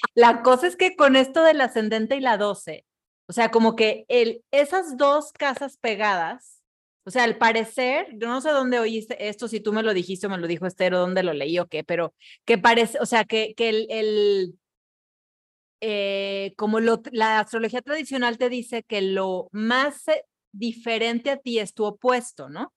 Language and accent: Spanish; Mexico; yo misma estoy siendo una mexicana más